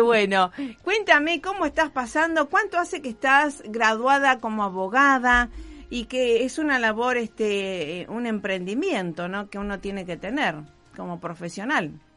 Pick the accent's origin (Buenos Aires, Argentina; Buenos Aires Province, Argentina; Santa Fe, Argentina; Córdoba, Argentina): Santa Fe, Argentina; Rosario; born or raised there